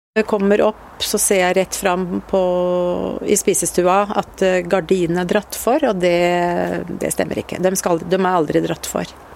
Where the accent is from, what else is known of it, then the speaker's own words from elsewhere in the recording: Ørje, Østfold, Norway; Vi flytta hit opp da jeg var ti år